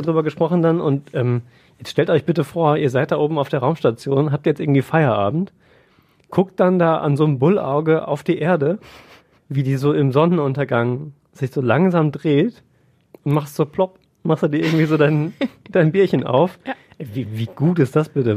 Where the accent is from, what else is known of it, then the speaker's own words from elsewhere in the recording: Siegerland, North Rhine-Westphalia, Germany; moved away as an adult; now in Essen, Germany; ich bin im Siegerland groß geworden